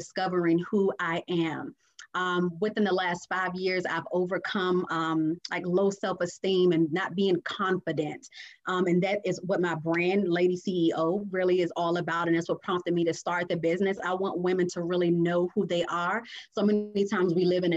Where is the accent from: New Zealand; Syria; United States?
United States; Washington, District of Columbia; moved away as an adult; now in Portsmouth, United States; I'm originally from Washington, D.C.